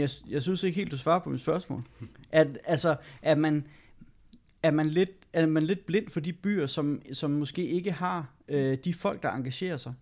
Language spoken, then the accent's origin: Danish; Gørlev, Zealand, Denmark; Gørlev, ja. hvor jeg kommer fra